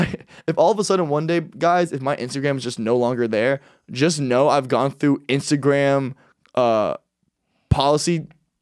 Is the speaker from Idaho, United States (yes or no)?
no; Miami, Florida, United States; I'm from Miami.